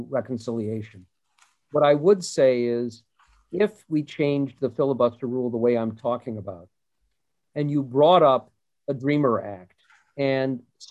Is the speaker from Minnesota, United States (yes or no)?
yes; Minnesota, United States; I grew up in the Minnesota of Hubert Humphrey and Walter Mondale